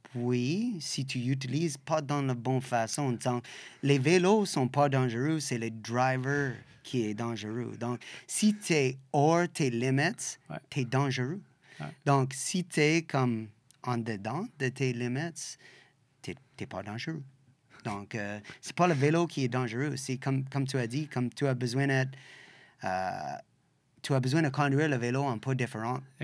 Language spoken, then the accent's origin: French; Western Canada, Canada; French is a second language; also born or lived in Australia; now in Quebec, Canada; Je viens de l'Ouest, comme, puis toutes les années de séparation, puis tout ça, on est comme de l'Ouest